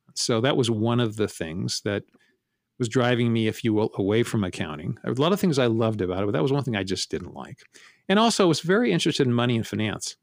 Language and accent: English; San Francisco, California, United States; also born or lived in Menlo Park, California; I was born in San Francisco and raised Primarily in San Francisco